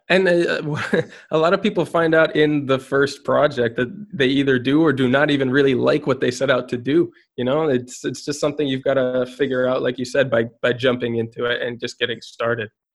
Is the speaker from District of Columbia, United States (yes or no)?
no; Minnesota, United States; also born or lived in Guatemala; now in Spain; I am based in Spain, though I'm from Minnesota